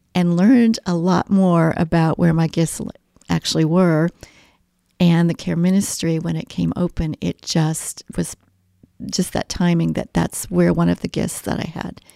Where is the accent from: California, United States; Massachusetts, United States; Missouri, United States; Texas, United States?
Missouri, United States; Kansas City; moved away as an adult; also born or lived in Belgium; now in Mooresville, United States; I'm a Midwesterner uh, from birth in Kansas City, Missouri area